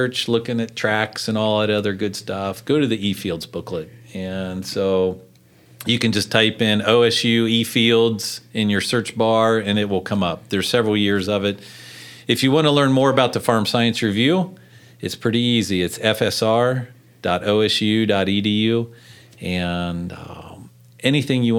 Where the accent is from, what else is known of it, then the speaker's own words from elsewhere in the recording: Madison County, Ohio, United States; I'm from Madison County